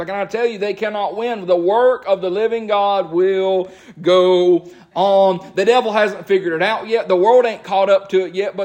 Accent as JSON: {"language": "English", "country": "United States", "said": "As an American"}